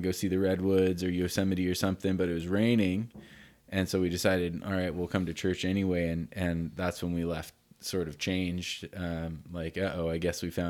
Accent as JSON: {"language": "English", "country": "Canada", "said": "I say North America because I came from Canada, even though I'm American too."}